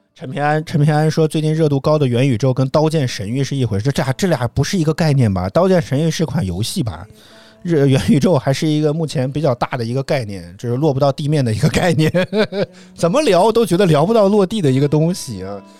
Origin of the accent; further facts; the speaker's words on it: Henan, China; 我是河南人